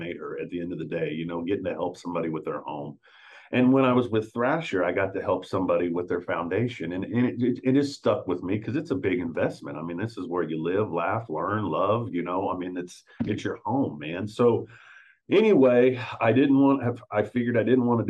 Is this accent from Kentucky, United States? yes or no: no; Wichita, Kansas, United States; I'm from Wichita, Kansas.